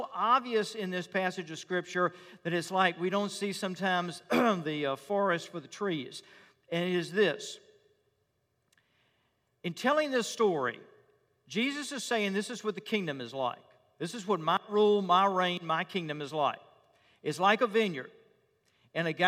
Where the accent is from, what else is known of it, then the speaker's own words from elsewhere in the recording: Richmond, Virginia, United States; When I was growing up as a boy in my hometown of Richmond